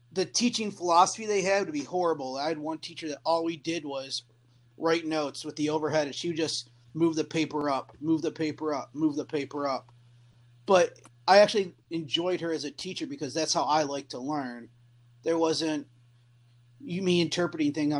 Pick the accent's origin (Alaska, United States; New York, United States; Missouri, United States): New York, United States; Western; moved away as an adult; now in Virginia, United States; I grew up in Western New York